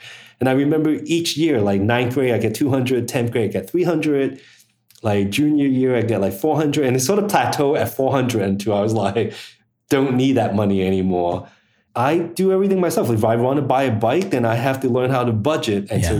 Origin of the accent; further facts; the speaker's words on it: New York City, New York, United States; because I grew up in the Lower East Side, there was enough Chinese students